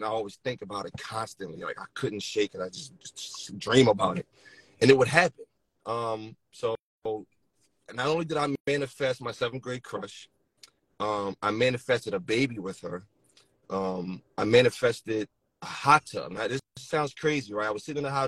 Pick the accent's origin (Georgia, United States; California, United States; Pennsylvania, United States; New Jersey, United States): Pennsylvania, United States; Philadelphia; moved away as an adult; now in Delaware, United States; I'm from Philadelphia. I live in Delaware. Pretty much was raised in Philadelphia all my life